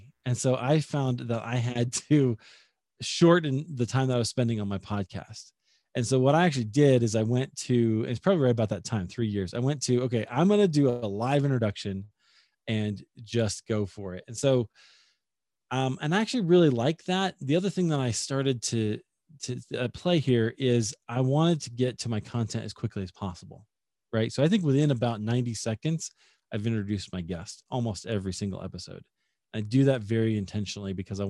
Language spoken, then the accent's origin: English; Des Moines, Iowa, United States; my hometown of Des Moines, Iowa